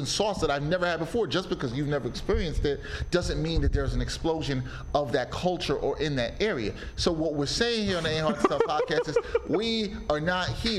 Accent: New York City, New York, United States; I'm from Brooklyn, from East Flatbush, Brooklyn, which is a lot of Caribbean folks

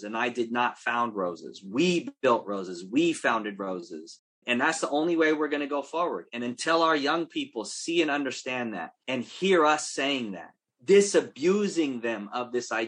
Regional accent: Oakland, California, United States; if we're from Oakland

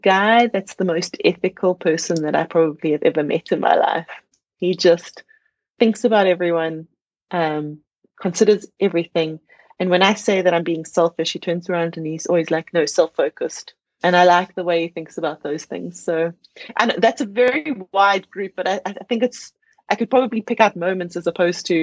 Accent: South Africa; being a South African on South African soil

